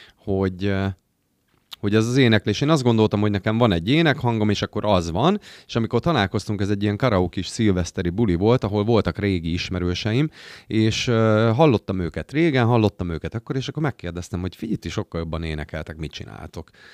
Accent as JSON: {"language": "Hungarian", "town": "Győr", "region": "Győr-Moson-Sopron", "country": "Hungary", "said": "győriek vagyunk, győrhöz kötődünk"}